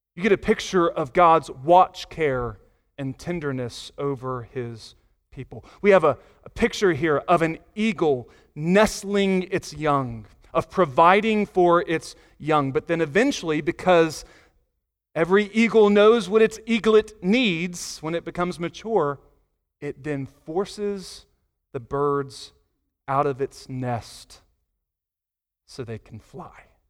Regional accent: Virginia Beach, Virginia, United States; moved away as an adult; also born or lived in North Carolina (grandparents); now in Pleasant View, Tennessee, United States; I was from the eastern part of Virginia, Virginia Beach, Norfolk area

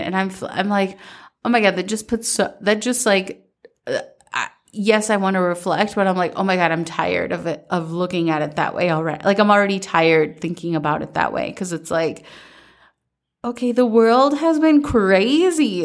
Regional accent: Minnesota, United States; growing up in Minnesota

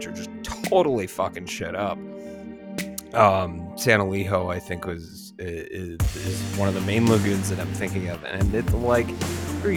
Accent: San Diego, California, United States; moved away; I'm from San Diego

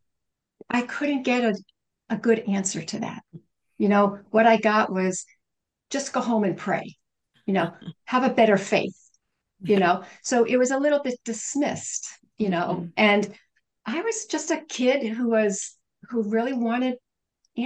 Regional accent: United States; I am a Western, I'm an American

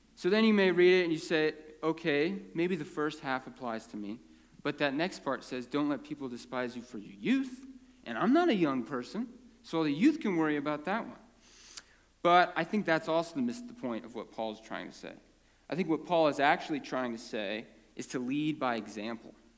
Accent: Prineville, Oregon, United States; born or raised there; also born or lived in California

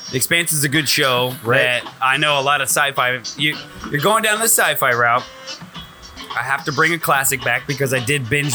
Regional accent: Austria; I am from Austria.

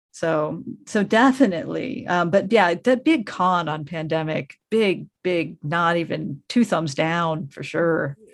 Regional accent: Colorado, United States; now in Los Angeles, United States; I grew up in Colorado, so my car is still extremely Coloradoized

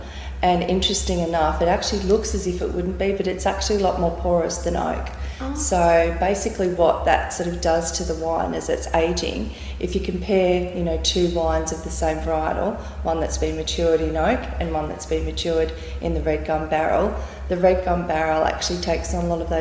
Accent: Deniliquin, New South Wales, Australia; now in Beechworth, Australia; we're originally from Deniliquin

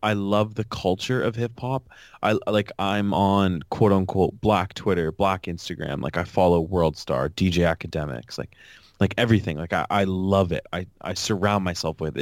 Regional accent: Canada; as a Canadian

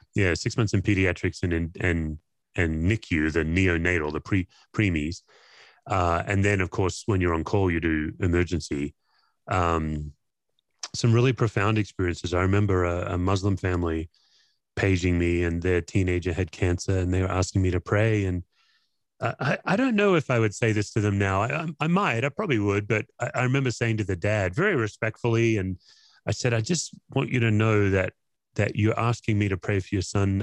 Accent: Perth, Western Australia, Australia; I grew up in Perth, Western Australia, and you know, not not many Aussies go to church

